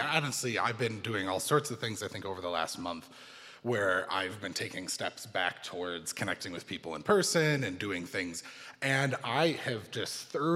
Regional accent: United States; growing up in America

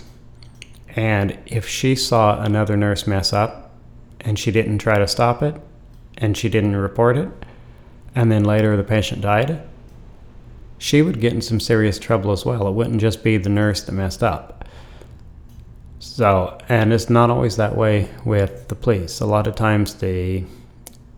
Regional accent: Idaho, United States; I was from Idaho

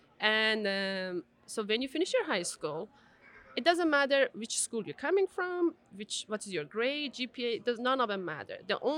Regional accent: Tehran, Tehran Province, Iran; moved away as an adult; also born or lived in Azerbaijan; now in United States; I'm originally from Azerbaijan. What? I moved to Tehran with my parents when I was fifth grade.

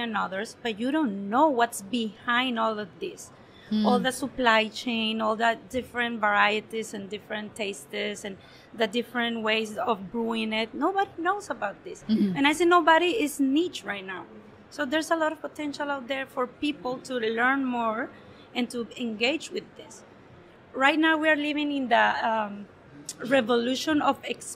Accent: Mexico; also born or lived in America; now in United Arab Emirates; I'm from Mexico

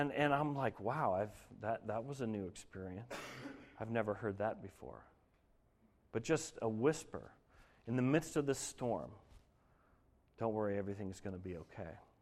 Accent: Denver, Colorado, United States; moved away; I grew up in Denver

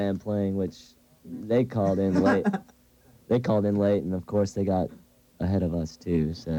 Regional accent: Alabama, United States; you're from the South, and you're trying to book shows in California, and you call and they ask, well, where are you from? You say, Alabama.

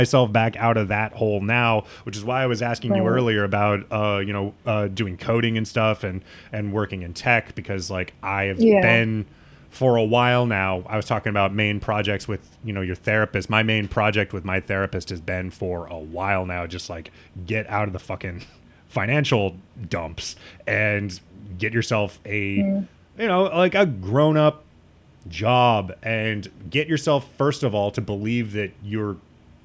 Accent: Midwest, United States; moved away as an adult; now in New York, United States; coming from the Midwest

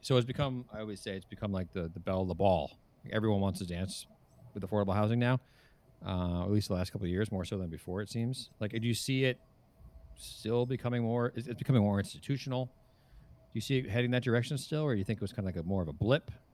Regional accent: New Jersey, United States; also born or lived in New York; now in California, United States; I moved from New York and from the East Coast, originally New Jersey

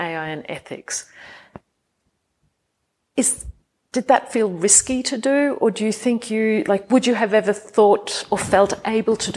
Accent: Australia; moved away as an adult; also born or lived in United Kingdom; now in Austria; as Australians we would often be more direct

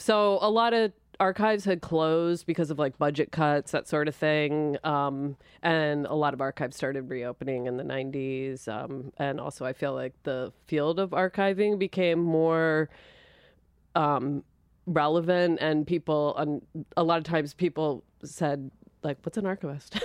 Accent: Linwood, New Jersey, United States; born or raised there; also born or lived in Philadelphia

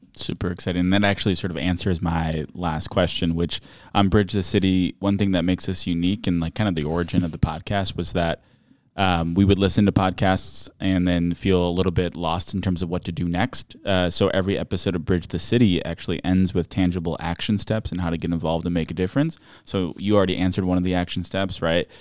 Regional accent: Racine, Wisconsin, United States; I'm from Racine myself

